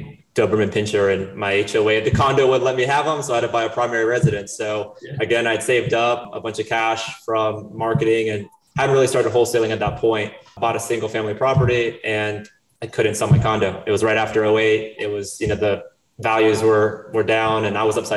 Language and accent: English; Chapel Hill, North Carolina, United States; also born or lived in Brazil / Wilmington, North Carolina; I was 5 years old. My parents moved us to Chapel Hill, North Carolina. I grew up in Chapel Hill